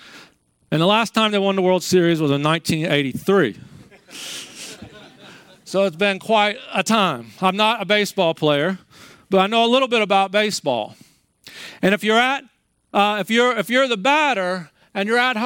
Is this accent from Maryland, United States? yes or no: yes; Maryland, United States; I grew up in Maryland